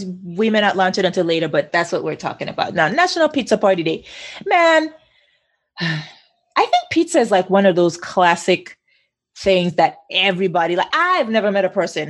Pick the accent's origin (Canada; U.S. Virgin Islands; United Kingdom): U.S. Virgin Islands; St. Thomas; accent: Caribbean; moved away; also born or lived in Queens, New York; I mean, I was born in New York, but my culture is St. Thomas all the way.